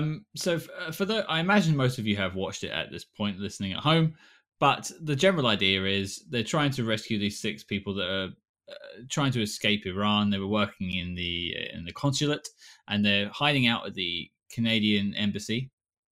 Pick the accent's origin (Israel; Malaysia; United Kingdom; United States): United Kingdom